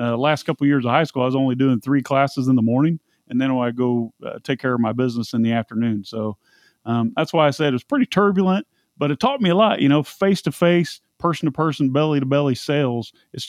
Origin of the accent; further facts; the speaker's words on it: Indianapolis, Indiana, United States; Indianapolis, Indiana. Racing capital of the world, but I'm pretty well traveled. I've been blamed for being Texan and Tennessean and all sorts of things.